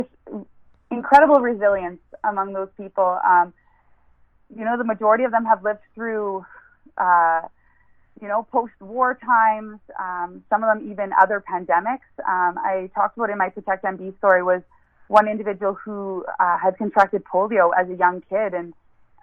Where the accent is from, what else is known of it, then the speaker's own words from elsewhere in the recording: Niverville, Manitoba, Canada; I grew up in Niverville. My whole childhood was spent there. And southern Manitoba was my home.